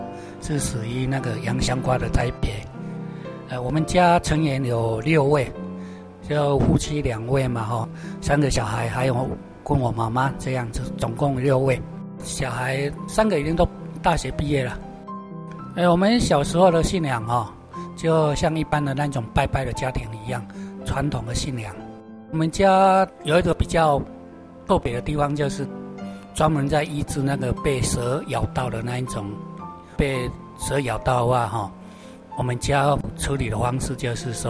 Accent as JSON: {"language": "Chinese", "town": "Dongshan", "country": "Taiwan", "tie": "born or raised there", "said": "从小到大的话，我们乡下的地方哦，真的很淳朴啊，很少有遇到那种基督徒。我们是住在那个东山乡"}